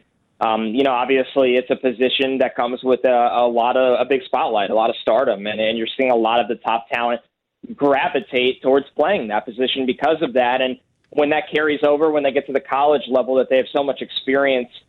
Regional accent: New York, United States; born or raised there

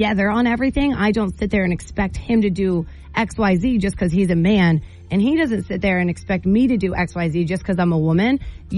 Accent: Maine, United States; We're Mainers

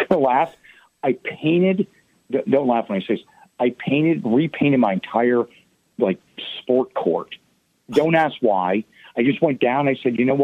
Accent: Pittsburgh, Pennsylvania, United States; I'm from Pittsburgh

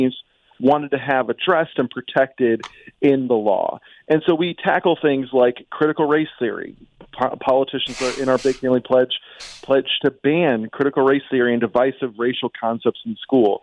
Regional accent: Illinois, United States; now in Washington, D.C., United States; I'm from Illinois

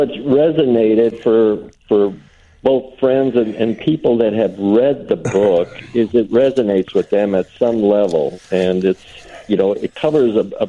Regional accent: Woodstock, Illinois, United States; also born or lived in north central Wisconsin; I was born in north central Wisconsin and then moved to Woodstock when I was 3 years old.

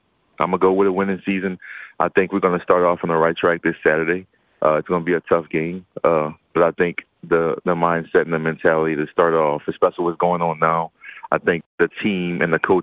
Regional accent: LaPlace, Louisiana, United States; my hometown, LaPlace

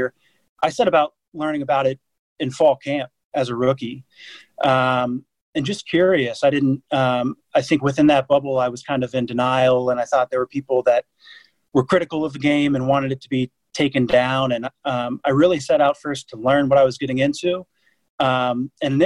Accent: Dayton, Ohio, United States; moved away as an adult; also born or lived in San Francisco / Atlanta; now in London, United Kingdom; my hometown of Dayton, Ohio

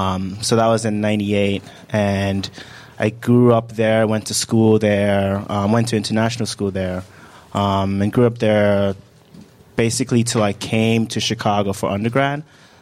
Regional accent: Accra, Greater Accra, Ghana; born there; So I was born in Ghana. I was born in Accra.

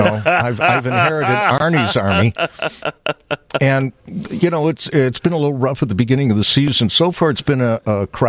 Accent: Chicago, Illinois, United States; born and raised in Chicago, went through those hot summers.

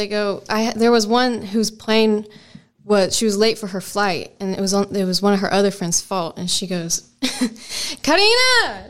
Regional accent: Southern US, United States; accent: southern

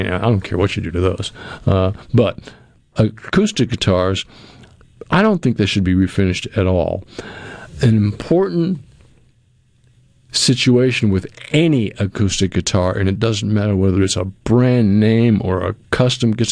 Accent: New England, United States; moved away; I'm from New England and I grew up with New England clam chowder all the time

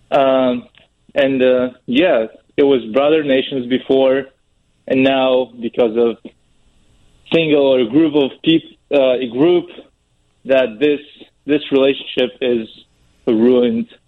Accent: Moscow, Russia; now in United States; I'm from Moscow, Russia.

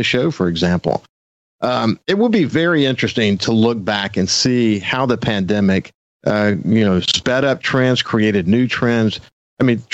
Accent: Gulfport, Mississippi, United States; I grew up in Bayview too

